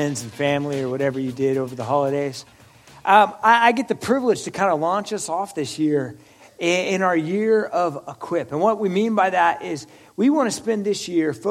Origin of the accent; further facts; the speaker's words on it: Oregon, United States; I'm from Oregon